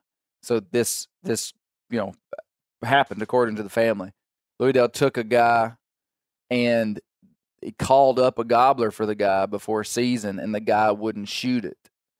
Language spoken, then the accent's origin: English; Kentucky, United States; I'm from Kentucky.